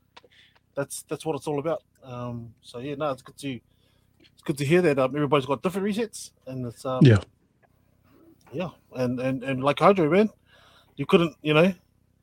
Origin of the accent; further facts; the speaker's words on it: Auckland, New Zealand; I'm from Mangere, grew up in Mangere, Samoan